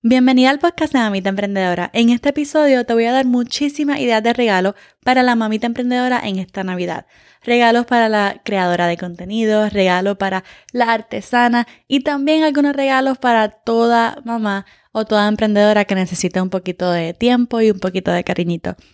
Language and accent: Spanish; California, United States; yo soy de California